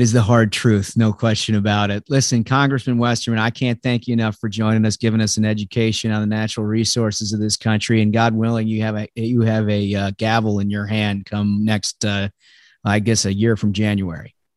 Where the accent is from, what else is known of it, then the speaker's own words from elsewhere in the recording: Minnesota, United States; moved away; I'm from Minnesota originally